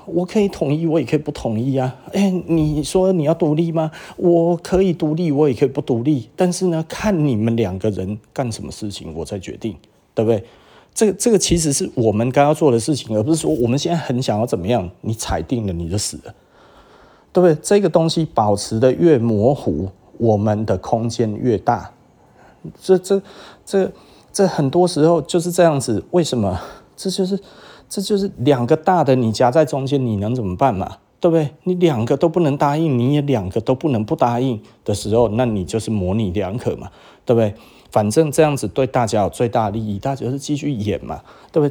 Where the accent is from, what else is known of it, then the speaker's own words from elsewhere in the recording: Taiwan; 我们台湾人